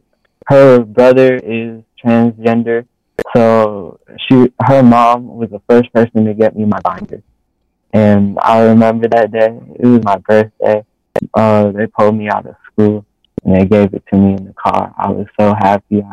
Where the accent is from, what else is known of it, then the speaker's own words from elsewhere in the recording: Grand Rapids, Michigan, United States; I'm from Grand Rapids